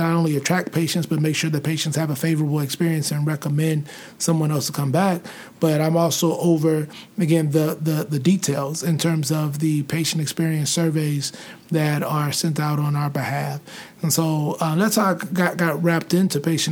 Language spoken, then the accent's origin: English; St. Louis, Missouri, United States; moved away as an adult; now in Arizona, United States; I grew up in St. Louis, grew up in predominantly African-American environments.